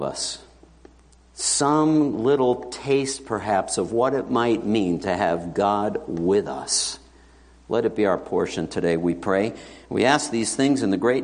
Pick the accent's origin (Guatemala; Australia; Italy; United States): United States; New York City, New York; I grew up in New York City, and I was raised in an assembly